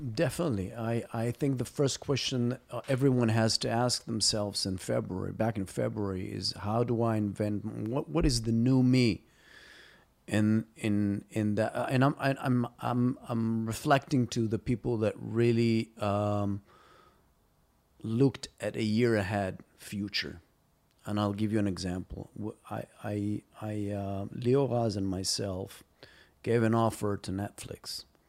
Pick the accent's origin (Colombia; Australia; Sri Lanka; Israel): Israel; moved away as an adult; also born or lived in Los Angeles, United States; When I came back from Los Angeles in two thousand nine, um, after almost ten years, uh, out of Israel, I came here just to do a few projects